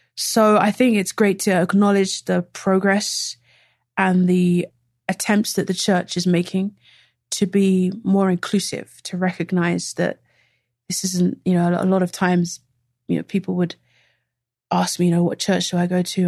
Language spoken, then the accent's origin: English; London, United Kingdom; moved away as an adult; also born or lived in Nigeria; now in Beijing, China; I came to London when I was very young